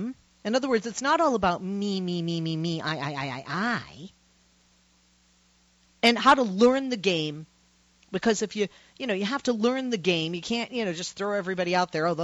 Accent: Boston, Massachusetts, United States; I come from Boston, Massachusetts

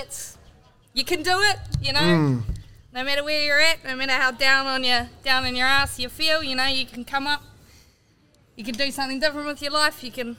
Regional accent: Paeroa, Waikato, New Zealand; moved away as an adult; now in Hamilton, New Zealand; I'm from Pairoa. I study law here at Waikato.

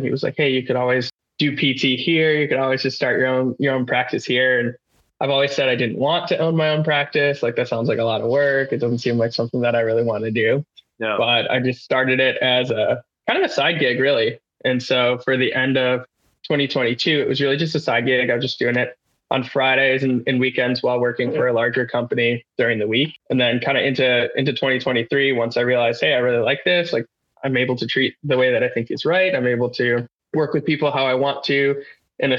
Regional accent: Wisconsin, United States; I grew up in Wisconsin, not too far from Carroll, about 25 minutes from where we went to school in Waukesha.

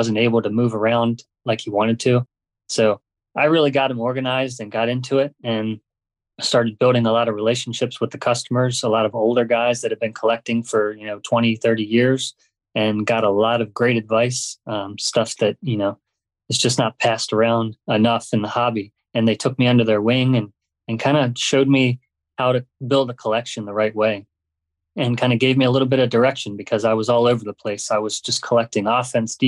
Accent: Baltimore, Maryland, United States; growing up in Baltimore

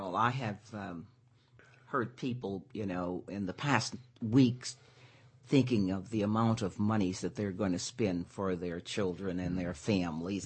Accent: Pine Bluff, Arkansas, United States; moved away; I'm from Arkansas

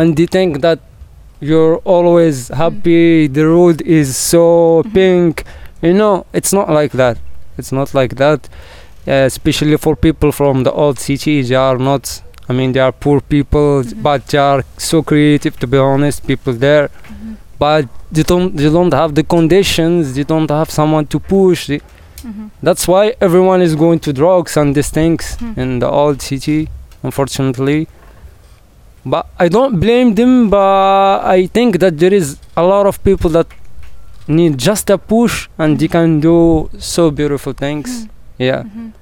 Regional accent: Marrakesh, Marrakesh-Safi, Morocco; English is a second language; I'm from Marrakesh, exactly from the heart of Marrakesh, the old city, old Medina. Yeah, I born in a simple family

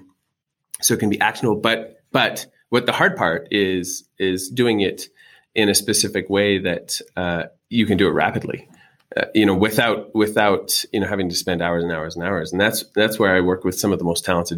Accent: Canada; accent: Canadian; moved away as an adult; now in Utah, United States; I'm Canadian by birth

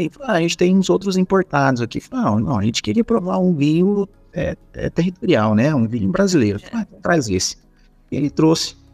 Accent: Espírito Santo do Pinhal, São Paulo, Brazil; Tá errado isso aqui, ó. Eu sou do Espírito Santo do Pinhal. Eu viajei.

